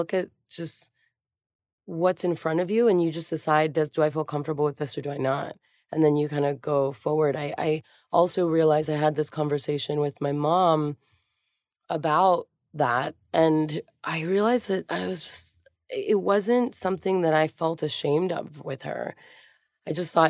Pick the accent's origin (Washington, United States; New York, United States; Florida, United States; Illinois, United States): Florida, United States; Miami; also born or lived in Hialeah, Florida; I grew up in Miami and Hialeah